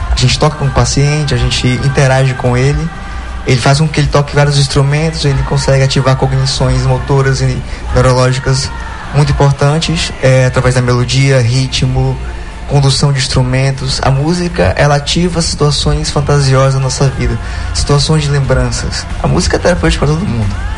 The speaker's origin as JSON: {"language": "Portuguese", "town": "Tucuruí", "region": "Pará", "country": "Brazil", "tie": "born or raised there", "also_born_or_lived": "Belém", "said": "E é minha cidade natal"}